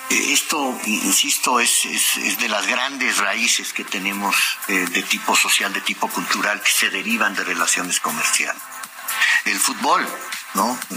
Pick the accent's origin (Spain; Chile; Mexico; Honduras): Mexico